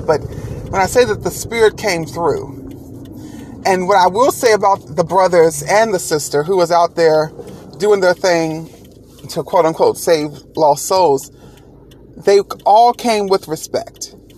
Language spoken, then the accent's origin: English; Rock Hill, South Carolina, United States; my hometown of Rock Hill